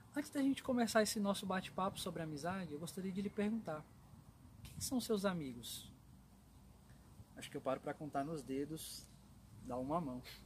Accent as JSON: {"language": "Portuguese", "region": "São Paulo", "country": "Brazil", "tie": "born or raised there", "said": "eu sou natural de São Paulo"}